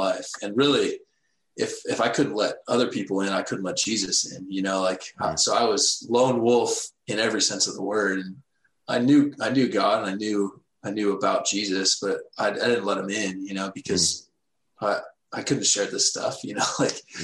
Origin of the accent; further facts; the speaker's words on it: Texas, United States; I grew up in Texas, Bible Belt